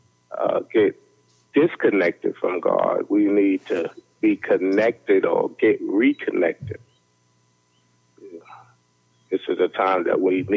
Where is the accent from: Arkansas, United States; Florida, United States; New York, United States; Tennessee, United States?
New York, United States; New York City; now in Alabama, United States; I grew up in Brownsville and Samuel J. Tilden Projects